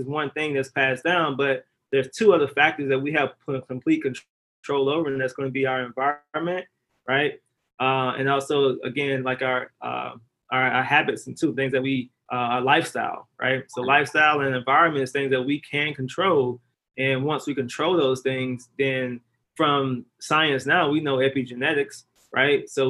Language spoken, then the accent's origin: English; Mississippi, United States; I'm originally from Lahr, Mississippi